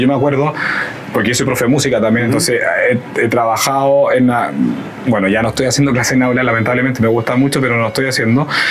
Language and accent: Spanish; Concepción, Biobío, Chile; moved away as an adult; also born or lived in Barcelona, Spain / Nantes, France; como yo soy sudamericano, soy chileno